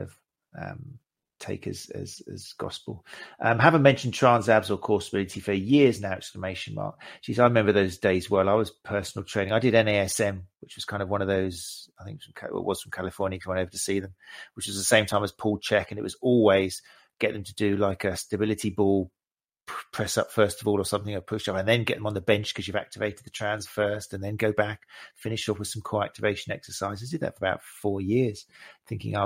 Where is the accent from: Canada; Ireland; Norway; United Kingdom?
United Kingdom; We're British here.